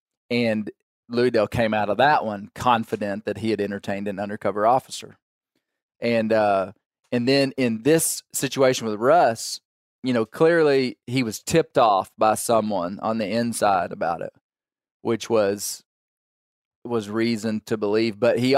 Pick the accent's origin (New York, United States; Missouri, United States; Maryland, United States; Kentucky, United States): Kentucky, United States; Do they just keep sending a guy from another state? I'm from Kentucky.